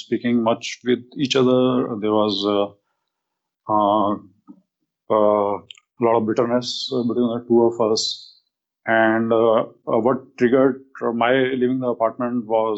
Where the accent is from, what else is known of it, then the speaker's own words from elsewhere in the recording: India; moved away as an adult; now in United States; I'm from India